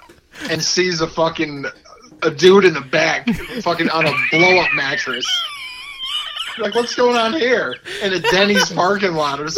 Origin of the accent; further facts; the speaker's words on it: Waterbury, Connecticut, United States; Yeah. I was born in Waterbury, correct.